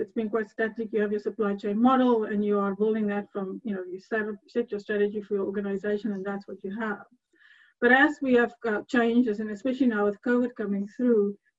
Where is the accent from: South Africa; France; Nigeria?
South Africa; moved away as an adult; also born or lived in Edinburgh; now in Hungary; I'm South African